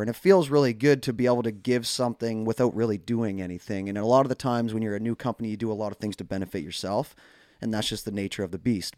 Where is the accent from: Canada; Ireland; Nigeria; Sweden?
Canada; as Canadian hockey fans